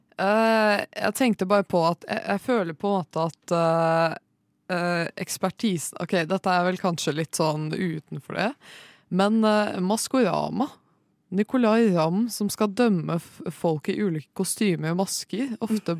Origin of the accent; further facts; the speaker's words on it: Oslo, Norway; jeg kommer fra Oslo.